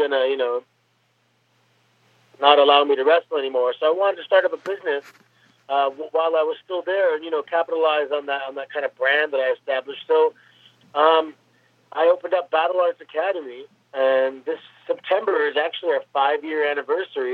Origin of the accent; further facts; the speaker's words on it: Mississauga, Ontario, Canada; I grew up in Mississauga, Ontario